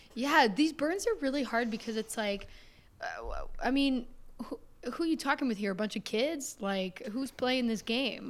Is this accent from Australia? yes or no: no; Canada; my home country